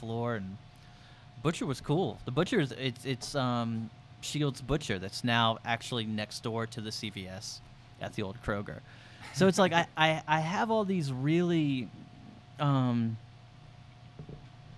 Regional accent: Marietta, Georgia, United States; also born or lived in Atlanta, Georgia; From Atlanta, born in Atlanta. When I was like 6 or 7, my dad got a job in Marietta

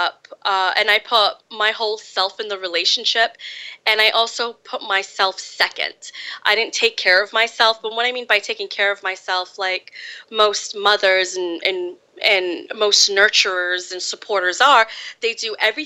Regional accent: Fall River, Massachusetts, United States; I was born in Fall River, Massachusetts, and I grew up there.

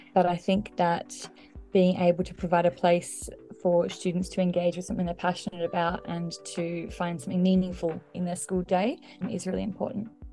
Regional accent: Australia; I was born and raised in Australia from a completely monolingual, monocultural Anglo family

